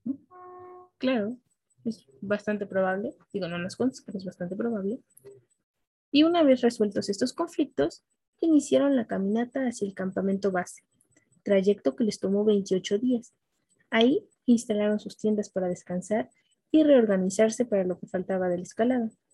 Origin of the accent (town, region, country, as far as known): Mexico